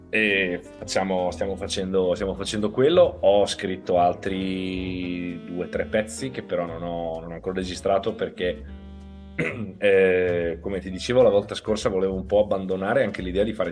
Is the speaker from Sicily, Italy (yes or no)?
no; Ferrara, Emilia-Romagna, Italy; now in Veneto, Italy; Sono ferrarese, io sono di Ferrara. Sì, sì, sono originario di Ferrara, sono emiliano.